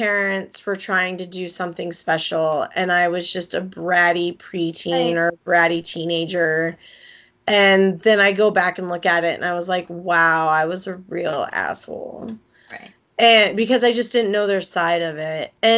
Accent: Wyoming, United States; moved away as an adult; now in Chicago, United States; I'm from Wyoming.

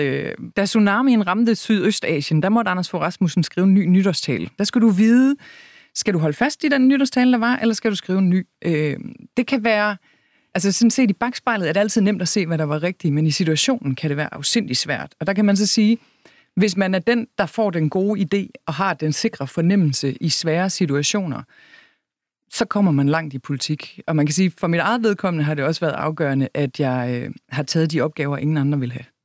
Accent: Kalhave, Southern Denmark, Denmark; moved away; Kalhave er en lille bitte landsby midt imellem Vejle og Horsens, hvor jeg voksede op

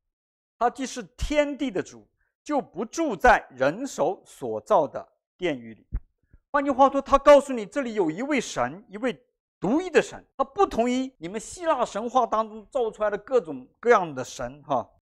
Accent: China; 我们中国人的智慧有一句话叫做"信则有，不信则无"啊，就是这样的道理哈。

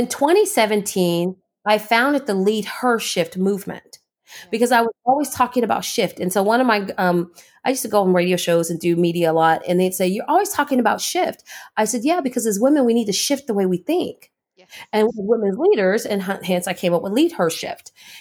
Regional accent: California, United States; moved away; I'm from California

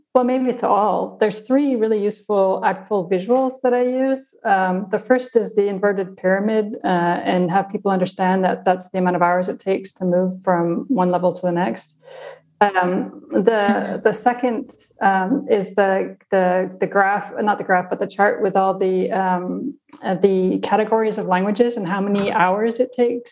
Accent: South Africa; first language Afrikaans; English is a second language; moved away; I'm from South Africa. And it's while I reject my cultural upbringing, I do still, it's still my home language, Afrikaans

